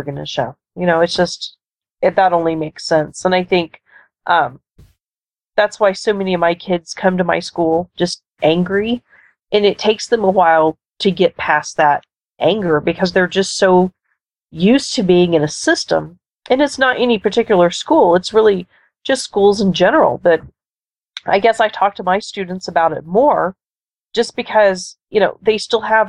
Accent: Texas, United States; also born or lived in Florida; now in Nebraska, United States; I grew up in Texas

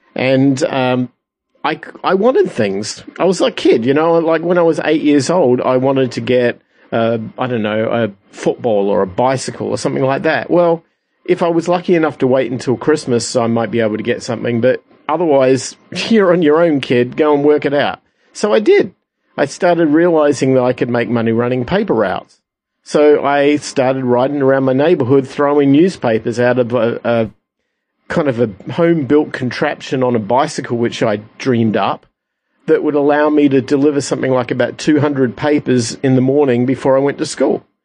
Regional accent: Adelaide, South Australia, Australia; I'm from Adelaide, Australia

